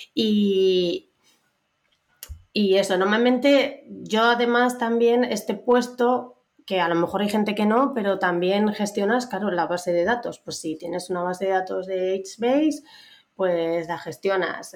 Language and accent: Spanish; Aragon, Spain; moved away as an adult; now in Madrid, Spain; soy una maña muy maja que ya lleva una temporadica viviendo en Madrid.